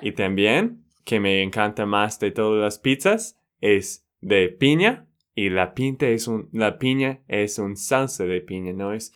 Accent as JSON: {"language": "Spanish", "region": "Texas", "country": "United States", "moved": "yes", "lives_now": "Colombia", "said": "de Texas, Estados Unidos."}